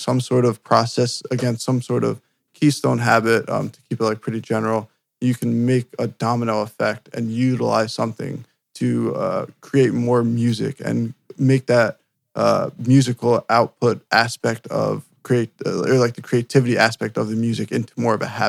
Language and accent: English; New Jersey, United States; I'm from New Jersey